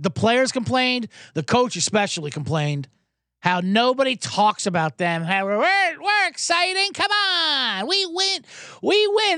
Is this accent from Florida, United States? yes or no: yes; Jacksonville, Florida, United States; I'm from Jacksonville